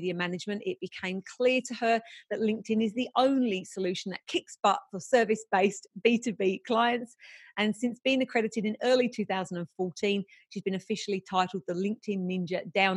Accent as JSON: {"language": "English", "region": "England", "country": "United Kingdom", "said": "I'm English too."}